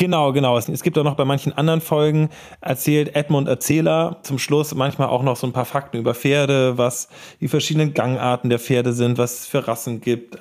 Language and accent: German; Hamburg, Germany; ich komme aus Hamburg